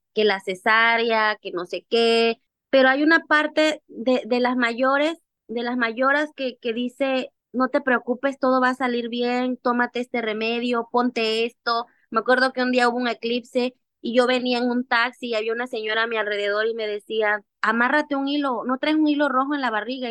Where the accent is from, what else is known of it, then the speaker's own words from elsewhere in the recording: Mexico; desde que yo era una niña, eh, yo aprendí a bailar los diablos, que es una danza ancestral afromexicana